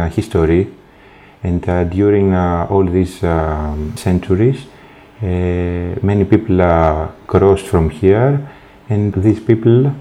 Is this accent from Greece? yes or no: yes; Athens, Attica, Greece; English is a second language; also born or lived in Crete, Greece; now in Heraklion, Greece; I'm Greek. I come from Athens, but I live here on the island